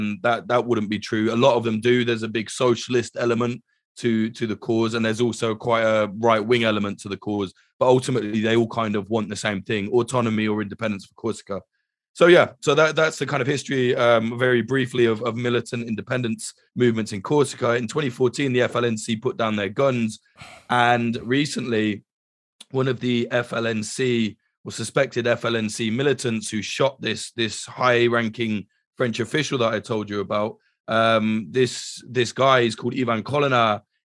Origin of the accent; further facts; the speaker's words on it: United Kingdom; which, as a Brit, I will apologize to anyone living in Ibiza, because we're one of the worst exports ever